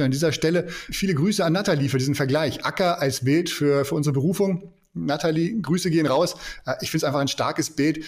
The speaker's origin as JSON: {"language": "German", "country": "Germany", "said": "wir Deutsche"}